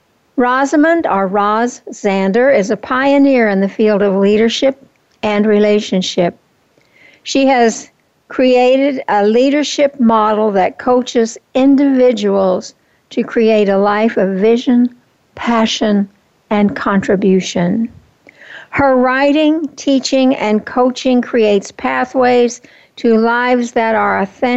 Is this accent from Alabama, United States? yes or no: no; Oklahoma, United States; also born or lived in California; now in Fountain Hills, United States; When I was 8 years old, we moved from California to Oklahoma, where my new stepfather's family lived